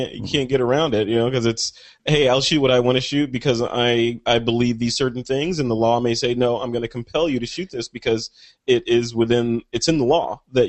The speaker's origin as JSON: {"language": "English", "region": "Michigan", "country": "United States", "tie": "born there", "said": "it took place in my home state of Michigan, where I was born."}